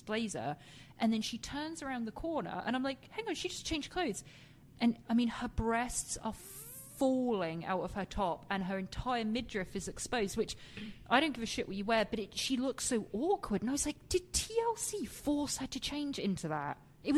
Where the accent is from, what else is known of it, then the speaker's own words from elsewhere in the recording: England, United Kingdom; moved away; being English myself